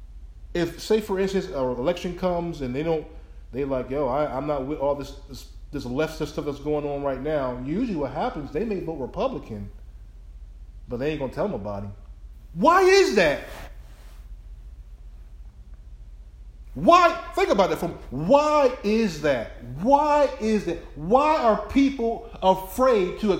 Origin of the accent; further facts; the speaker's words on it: Willingboro, New Jersey, United States; moved away; my own city I grew up in New Jersey, Willingboro, New Jersey